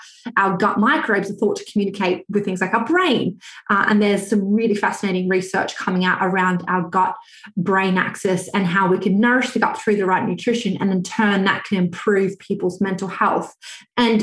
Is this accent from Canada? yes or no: no; Australia; moved away as an adult; now in United Kingdom; I'm actually Australian, although I live in the UK